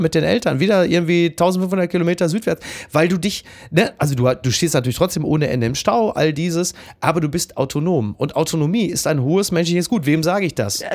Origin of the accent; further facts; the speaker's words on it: Ruhr area, North Rhine-Westphalia, Germany; bei uns im Ruhrgebiet